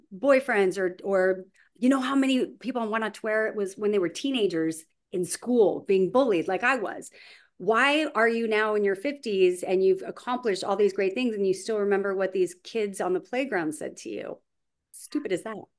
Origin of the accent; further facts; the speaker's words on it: Huntington Beach, California, United States; I grew up in Huntington Beach, California